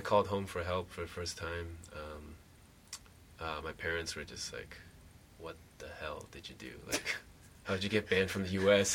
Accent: Taiwan; moved away; also born or lived in Hawaii / Vancouver; I'm from Taiwan

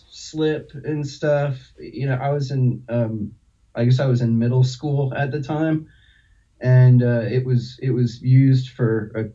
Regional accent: Mamaroneck, New York, United States; I grew up in Westchester County, kind of all in the Mamaroneck and Harrison.

